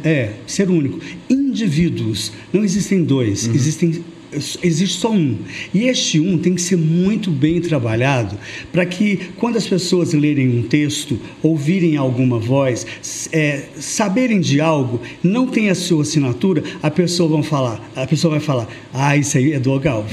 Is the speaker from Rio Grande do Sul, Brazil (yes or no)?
no; Uberlândia, Minas Gerais, Brazil; eu nasci em Uberlândia, faço parte de 18% da sociedade tradicional de Uberlândia